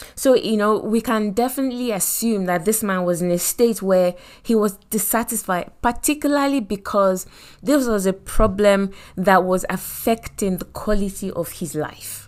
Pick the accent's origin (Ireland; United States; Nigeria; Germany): Nigeria; Lagos; accent: Nigerian; moved away as an adult; I come from Nigeria and I grew up in Lagos